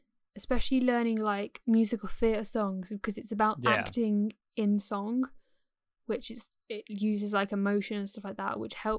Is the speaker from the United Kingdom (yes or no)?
yes; England, United Kingdom; accent: RP; my accent is more sort of more like RP sort of generic English, like well-spoken kind of like English